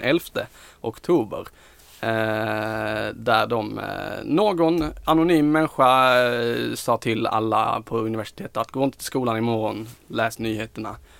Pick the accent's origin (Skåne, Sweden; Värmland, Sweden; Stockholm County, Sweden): Skåne, Sweden; vi är skåningar